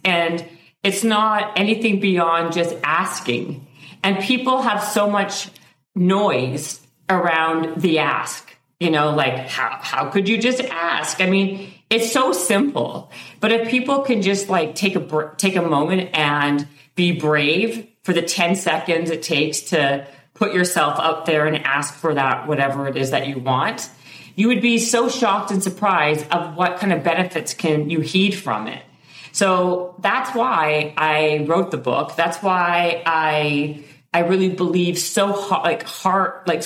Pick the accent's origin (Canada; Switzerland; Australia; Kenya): Canada; Winnipeg, Manitoba; I'm from Winnipeg in Canada